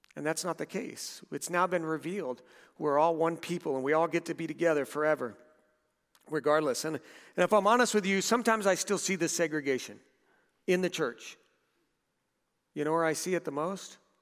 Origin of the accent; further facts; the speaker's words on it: Southern California, United States; moved away; We, we lived in a couple of houses in Southern California.